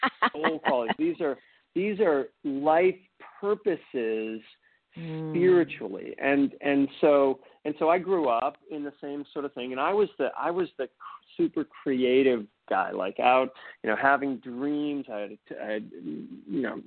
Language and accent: English; just outside of Boston, Massachusetts, United States; I grew up in just outside of Boston, very, very, American upbringing